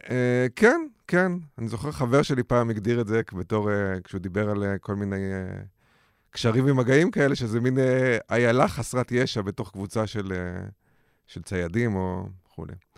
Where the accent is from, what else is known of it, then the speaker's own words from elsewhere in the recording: Israel; בתור ישראלי